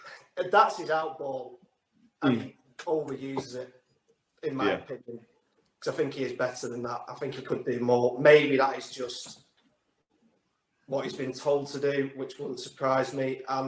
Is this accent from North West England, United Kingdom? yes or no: yes; Lancashire, North West England, United Kingdom; accent: Lancashire; also born or lived in Blackpool / Dundee; now in Perth, United Kingdom; So, unfortunately, I ended up with a Lancashire accent.